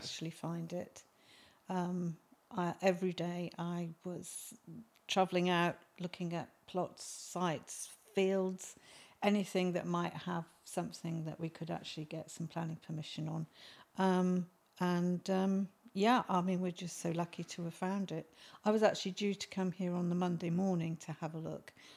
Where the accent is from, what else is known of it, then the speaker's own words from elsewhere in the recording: Malvern, West Midlands, United Kingdom; also born or lived in Upton upon Severn; I was born in Malvern.